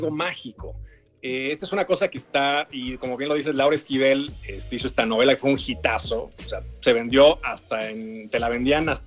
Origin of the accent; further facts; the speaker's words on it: Mexico City, Mexico; Yo soy chilango